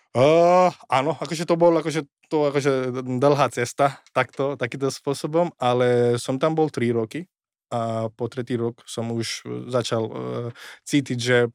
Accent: Košice, Košice Region, Slovakia; Na Slovensku som vyrastal v Košiciach.

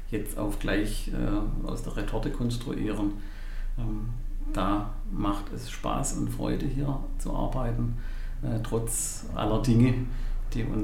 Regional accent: Stuttgart, Baden-Württemberg, Germany; born there; now in Pforzheim, Germany; Ja, ich bin ursprünglich geborener Stuttgarter, oh. lebe schon seit über 50 Jahren hier in der Stadt und in der Region.

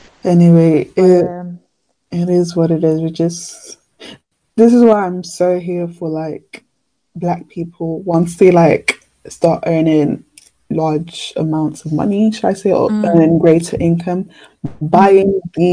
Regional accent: Nigeria; moved away; I feel like I have to literally start with my hometown. So when I think of helping out, I'm thinking Nigeria.

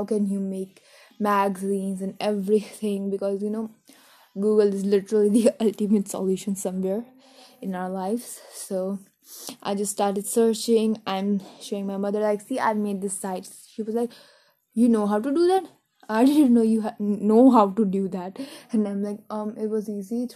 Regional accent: New Delhi, Delhi, India; I'm from India's capital state, Delhi, New Delhi

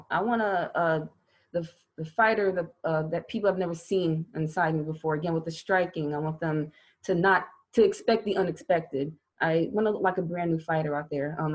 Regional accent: Louisiana, United States; born there; I was born in Louisiana. My sister was born in Colorado. So, of course, we were Army brats.

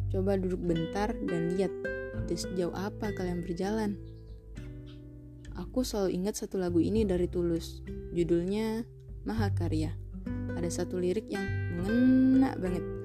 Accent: Palembang, South Sumatra, Indonesia; born there; Aku lahir di kota Pempek tanggal 27 Maret

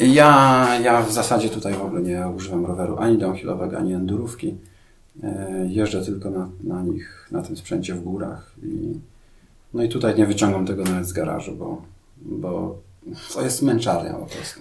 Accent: Białystok, Podlaskie Voivodeship, Poland; ja też pochodzę z Białego Stoku, tak, tam też jest dosyć płasko

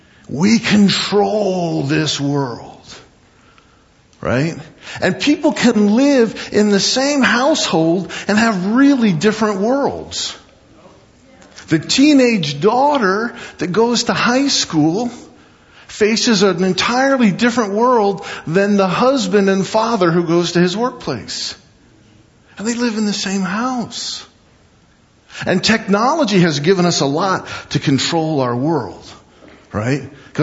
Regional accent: Midwest, United States; I grew up in the East and the Midwest. We'd have snow and ice storms, and power would go out for a couple days.

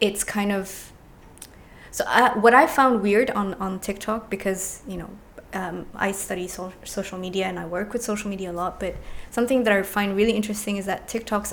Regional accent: Dubai, United Arab Emirates; also born or lived in Alexandria, Egypt; I've lived in Dubai for like 30 years now. So I came here when I was maybe 2-3 years old.

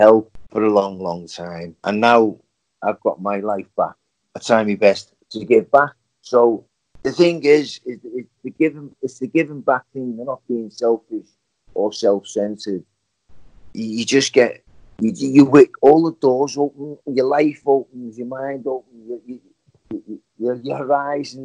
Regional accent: Liverpool, North West England, United Kingdom; moved away; my hometown of Liverpool.

